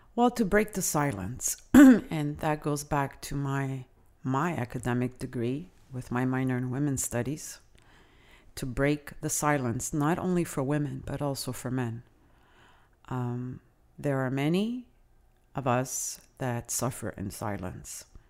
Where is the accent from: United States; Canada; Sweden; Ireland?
Canada; first language Italian; English is a second language; I myself, as a Canadian